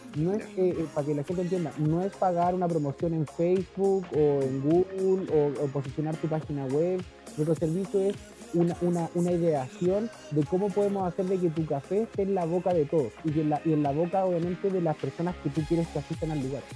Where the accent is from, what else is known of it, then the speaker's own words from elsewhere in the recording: Temuco, Araucanía, Chile; now in Caburga, Chile; yo soy de Temuco